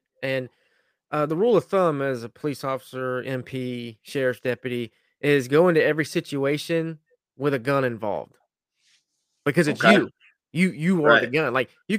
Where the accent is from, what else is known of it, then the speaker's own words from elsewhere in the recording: Chipley, Florida, United States; moved away; my little hometown out of Chipley had a shooting.